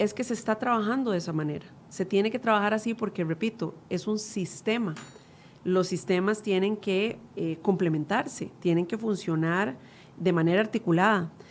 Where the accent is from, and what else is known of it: Costa Rica